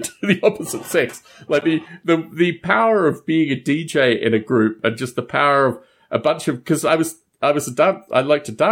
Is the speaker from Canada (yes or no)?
no; Australia; also born or lived in United States; I was born in Australia